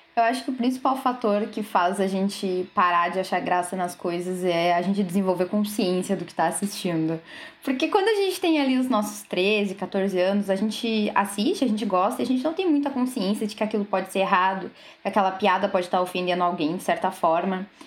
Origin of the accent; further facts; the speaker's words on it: Rio Grande, Rio Grande do Sul, Brazil; eu sou de Rio Grande